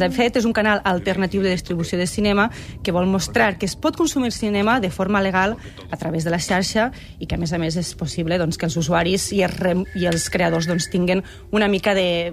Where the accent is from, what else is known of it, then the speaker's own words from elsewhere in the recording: Valencian Community, Spain; moved away; sóc valenciana